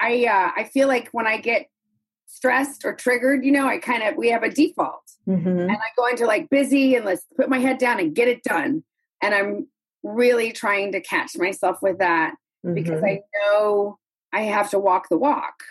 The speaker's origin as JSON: {"language": "English", "region": "the South", "country": "United States", "also_born_or_lived": "New York City", "moved": "yes", "said": "I came from the South. So I was sort of like Southern and sweet"}